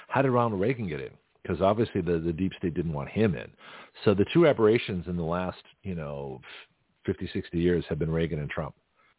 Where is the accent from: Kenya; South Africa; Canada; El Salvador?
South Africa; You know, you don't see a lot of white guys, you know, from South Africa. from South Africa, get my accent straight here.